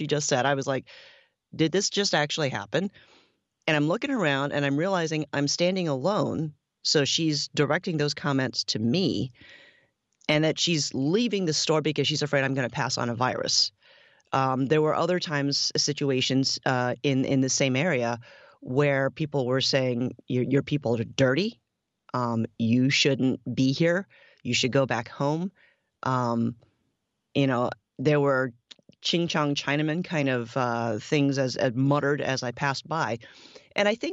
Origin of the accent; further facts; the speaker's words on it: California, United States; moved away; also born or lived in Ohio; I grew up in California, and then I moved to Ohio